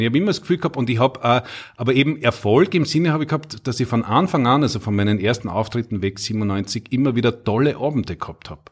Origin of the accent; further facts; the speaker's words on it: Knittelfeld, Styria, Austria; ich bin ja äh, ein Knittelfeller, gebürtiger Steirer